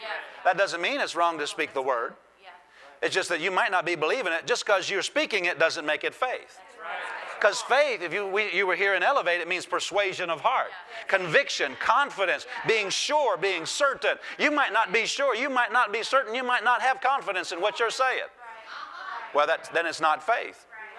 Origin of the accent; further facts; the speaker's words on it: Iowa, United States; I grew up in Iowa.